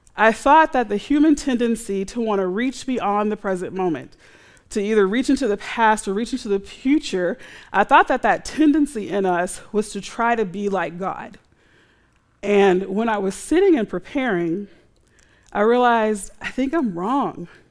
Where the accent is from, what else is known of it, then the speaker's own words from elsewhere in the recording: United States; We're American